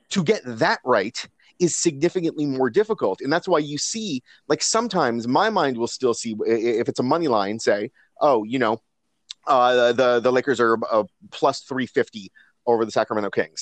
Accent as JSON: {"language": "English", "country": "Canada", "said": "as Canadian guys"}